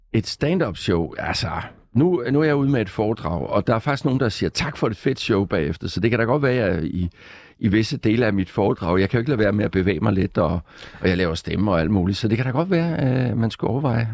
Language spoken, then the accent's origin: Danish; Gråsten, Southern Denmark, Denmark; moved away as an adult; also born or lived in Odense / Copenhagen; jeg startede med som barn nede i Sønderjylland i Gråsten, hvor jeg kommer fra